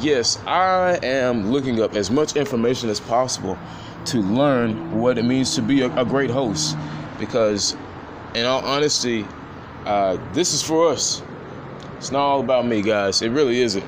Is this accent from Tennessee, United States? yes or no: yes; Nashville, Tennessee, United States; born and raised in Nashville, Tennessee